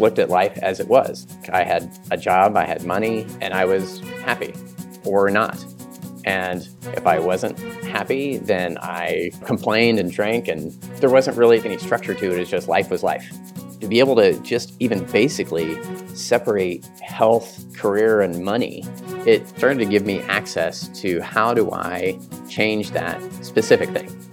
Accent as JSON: {"language": "English", "region": "Southern Kansas", "country": "United States", "said": "I'm from Southern Kansas"}